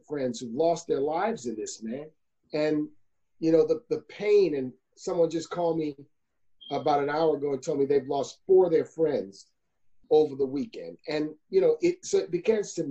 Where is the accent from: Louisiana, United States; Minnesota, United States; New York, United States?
Louisiana, United States; New Orleans; born or raised there